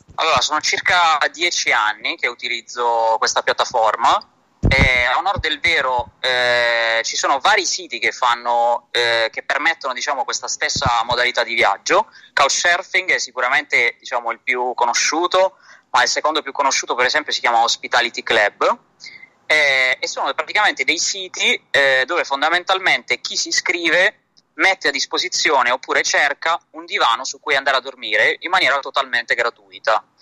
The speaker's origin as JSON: {"language": "Italian", "town": "Bari", "region": "Apulia", "country": "Italy", "said": "sono un barese"}